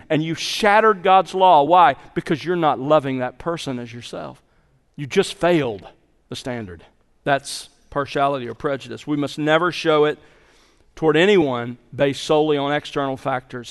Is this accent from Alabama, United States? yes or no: yes; Mobile, Alabama, United States; as a boy growing up in the South, in s, in Mobile, Alabama, in the sixties